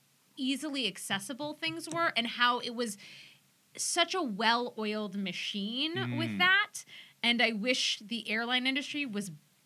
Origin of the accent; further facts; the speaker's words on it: Clifton, New Jersey, United States; I'm from Clifton.